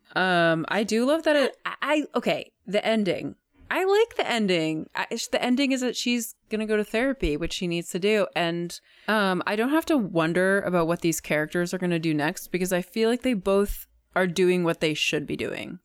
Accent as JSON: {"language": "English", "region": "New Jersey", "country": "United States", "tie": "born or raised there", "said": "it's set in my hometown essentially and their high school straight up looks like my high school"}